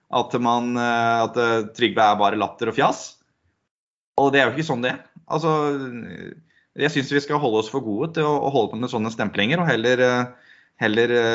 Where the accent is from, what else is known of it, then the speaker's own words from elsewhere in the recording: Sigdal, Buskerud, Norway; Jeg vokste opp i Sigdal.